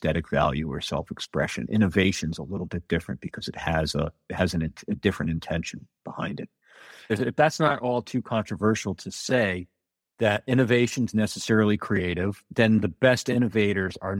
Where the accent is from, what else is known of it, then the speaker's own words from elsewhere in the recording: outside of New Haven, Connecticut, United States; moved away as an adult; also born or lived in New York; now in Normandy Park, United States; I'm originally from Connecticut, outside of New Haven, and I spent the better part of 20 years from the mid-90s to a few years ago in New York.